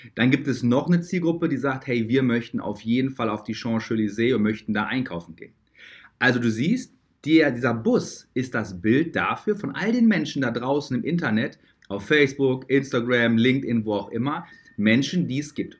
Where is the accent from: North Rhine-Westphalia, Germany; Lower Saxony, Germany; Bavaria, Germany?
North Rhine-Westphalia, Germany; Dortmund; Ich komme ja aus Dortmund. Dortmunder Jung